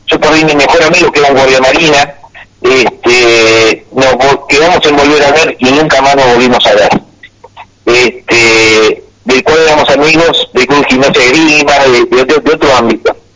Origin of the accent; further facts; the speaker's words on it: Argentina; el honor que tengo de ser argentino.